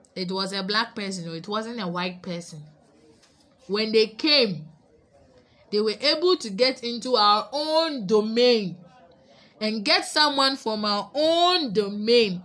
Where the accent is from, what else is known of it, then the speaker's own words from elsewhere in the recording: Ghana; and we are Ghanaian, so we are here